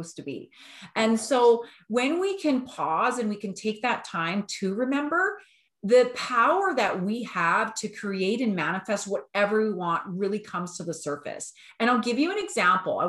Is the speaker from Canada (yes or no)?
yes; Alberta, Canada; we're from Alberta.